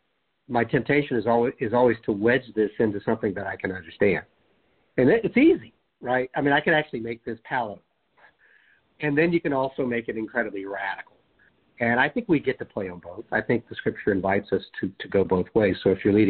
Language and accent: English; United States; speaking as an American